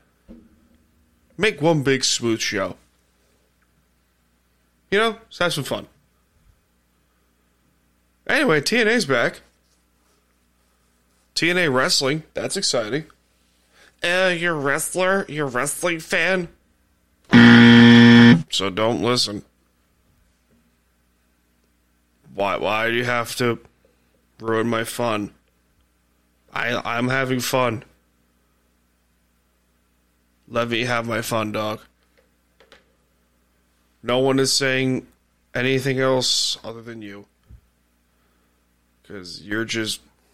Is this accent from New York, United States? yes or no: yes; Blue Point, New York, United States; I'm from Blue Point